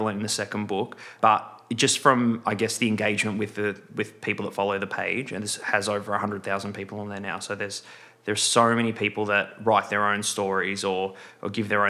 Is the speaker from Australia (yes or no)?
yes; Melbourne, Victoria, Australia; born and raised in Melbourne. So this is my home.